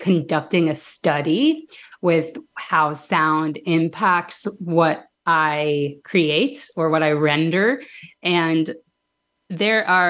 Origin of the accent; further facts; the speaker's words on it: Danville, Illinois, United States; I grew up in Danville, Illinois